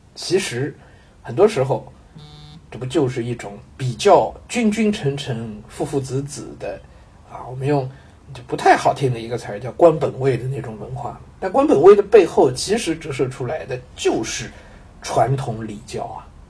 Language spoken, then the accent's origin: Chinese; southern China, China; also born or lived in Jiangnan; 我身为一个南方人啊